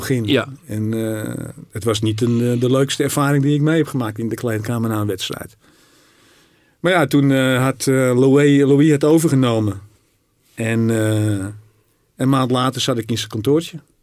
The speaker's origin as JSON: {"language": "Dutch", "town": "Zaandam", "region": "North Holland", "country": "Netherlands", "tie": "born or raised there", "also_born_or_lived": "Rotterdam / Paris", "said": "ik kom natuurlijk uit Zaandam. Ik ben nou, geboren Rotterdammer."}